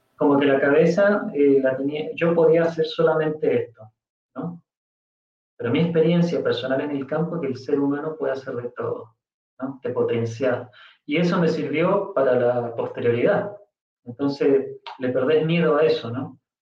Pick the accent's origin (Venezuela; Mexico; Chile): Chile; moved away as an adult; now in Argentina; yo vivo en Argentina, pero soy chileno